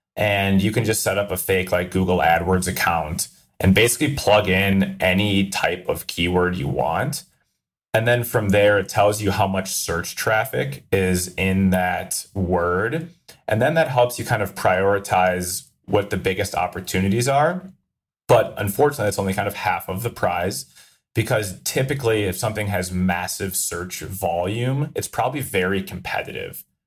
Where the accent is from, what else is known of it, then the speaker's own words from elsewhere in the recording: Minnesota, United States; I'm from Minnesota